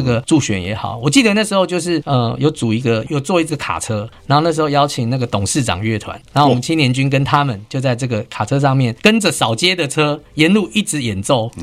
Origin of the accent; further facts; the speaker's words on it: Taipei, Taiwan; 我在小时候在西门町出生长大